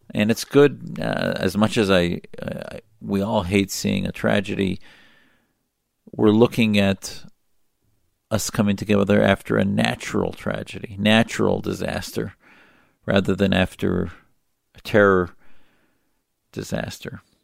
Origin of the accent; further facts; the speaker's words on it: United States; as an American who has served in our military